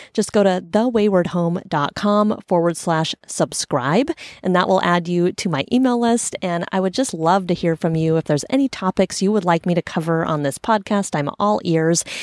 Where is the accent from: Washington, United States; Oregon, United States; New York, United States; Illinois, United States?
Oregon, United States; Portland; I grew up in Portland.